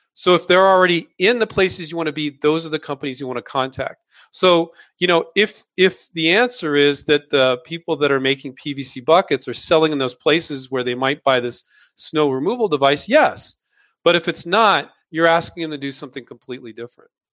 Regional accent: Silicon Valley, California, United States; I grew up in Silicon Valley

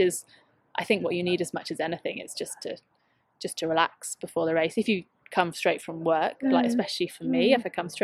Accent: United Kingdom; being British

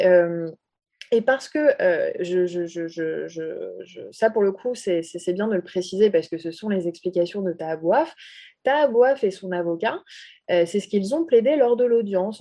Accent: France; je suis française d'origine arabe

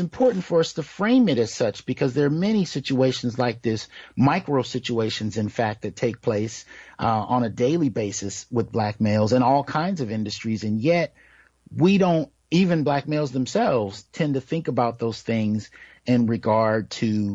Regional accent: Bay Area, California, United States; also born or lived in San Jose / Santa Clara / Sunnyvale / Oakland; now in Fresno, United States; I grew up in the Bay Area, San Jose, Santa Clara, Sunnyvale, Oakland, East Palo Alto. I lived in all of those areas at one point in time

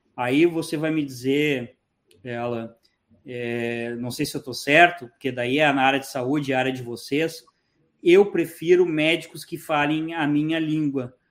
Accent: Porto Alegre, Rio Grande do Sul, Brazil; moved away as an adult; also born or lived in Florida; now in Panama; eu sou gaúcho, eu sou de Porto Alegre

